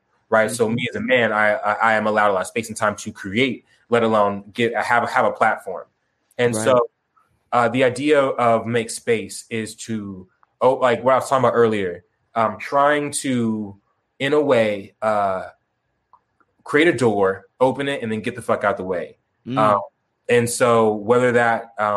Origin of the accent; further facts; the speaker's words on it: Tucson, Arizona, United States; also born or lived in Chicago, Illinois; I was born and raised in Chicago, but Tucson, but I grew up in Tucson